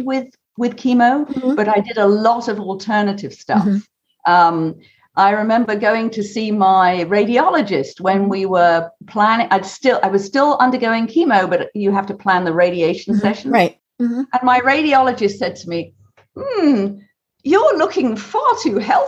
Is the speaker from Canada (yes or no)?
no; United Kingdom; I'm a Brit.